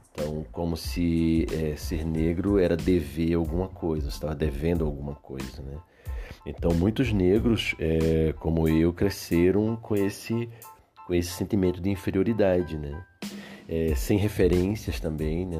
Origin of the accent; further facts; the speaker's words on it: Recife, Pernambuco, Brazil; moved away as an adult; now in Porto Alegre, Brazil; sou de Recife, moro em Porto Alegre há quase 30 anos